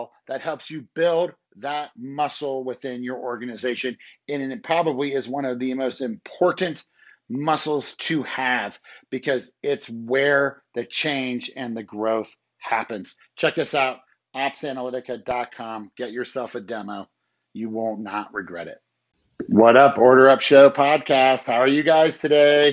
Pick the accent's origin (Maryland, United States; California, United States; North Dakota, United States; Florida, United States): Maryland, United States; moved away as an adult; also born or lived in Colorado / Baltimore; I grew up in Maryland, like in 1972 was born, and then I lived there until like 1990, and then I went to college